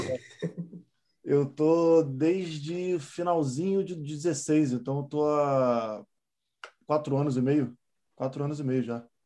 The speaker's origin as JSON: {"language": "Portuguese", "town": "Niterói", "region": "Rio de Janeiro", "country": "Brazil", "tie": "born or raised there", "said": "eu sou de Niterói. Então, eu, pô, moleque, eu fazia escolinha de futebol do Túlio Maravilha."}